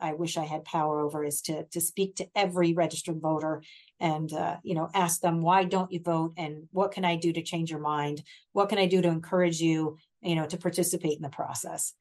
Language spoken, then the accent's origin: English; Mercer County, New Jersey, United States; moved away as an adult; now in Hunterdon County, United States; I grew up in Mercer, relocated here in the early 90s